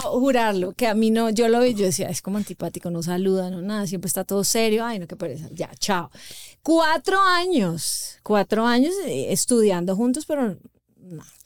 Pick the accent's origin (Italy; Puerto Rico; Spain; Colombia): Colombia; Somos esposos, somos colombianos.